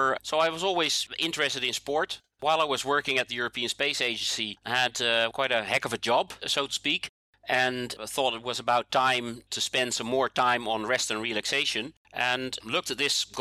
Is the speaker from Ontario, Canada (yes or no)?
yes; Toronto, Ontario, Canada; now in Netherlands; I'm originally from Toronto